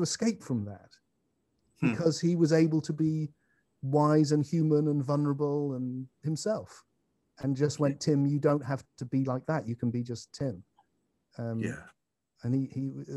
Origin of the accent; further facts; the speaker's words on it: England, United Kingdom; as English as I am